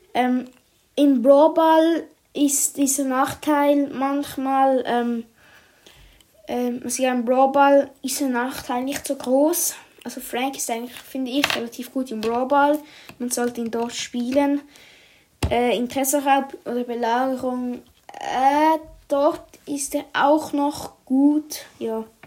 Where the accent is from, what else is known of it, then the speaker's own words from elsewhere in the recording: Switzerland; ich komme ja aus der Schweiz